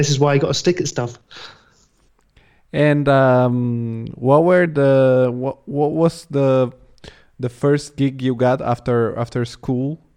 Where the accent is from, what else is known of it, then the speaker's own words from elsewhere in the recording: Rome, Lazio, Italy; English is a second language; I was quite lucky because in in it I grew up in Italy, in Rome, and there we have um, sort of a high school of arts.